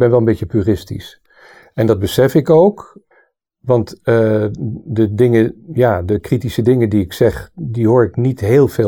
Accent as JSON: {"language": "Dutch", "region": "Southern Germany", "country": "Germany", "tie": "born there", "said": "Ik ben drietalig opgegroeid. Eh, en dat, dat is heel mooi als je dat meekrijgt. Ik ben geboren in Zuid-Duitsland. Omdat mijn vader daar werkte voor de Amerikaanse militairen als muzikus."}